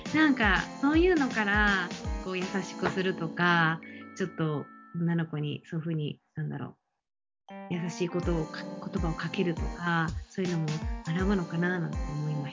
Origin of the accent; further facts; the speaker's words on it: Japan; also born or lived in San Diego, United States; 日本、私のホームタウン